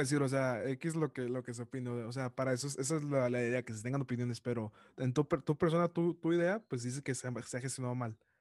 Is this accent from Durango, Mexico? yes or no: no; Monterrey, Nuevo León, Mexico; Yo soy de Monterrey